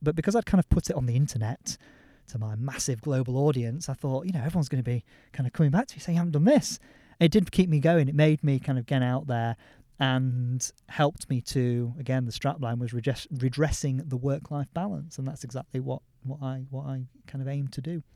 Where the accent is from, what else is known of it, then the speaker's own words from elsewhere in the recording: Yorkshire and the Humber, United Kingdom; I'm a Yorkshireman